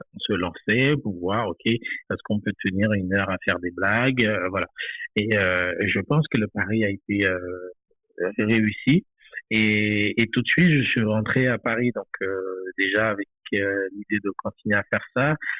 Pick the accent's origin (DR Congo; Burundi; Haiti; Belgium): Haiti; Limbé, Nord; moved away as an adult; now in France; j'ai quitté Haïti en 2017, c'est tout récemment. Donc, je, suis né, j'ai grandi là-bas